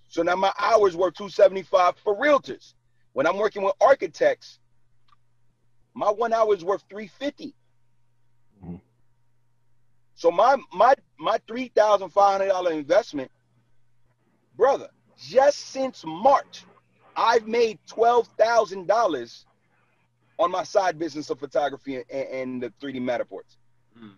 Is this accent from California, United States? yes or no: no; New York City, New York, United States; moved away as an adult; now in New Jersey, United States; I was born and raised in Brooklyn. Like, and I live in Jersey for the last nine years